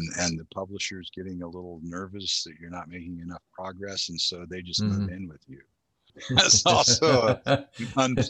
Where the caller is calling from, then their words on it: Oakland, California, United States; In my home due to COVID in Oakland, California.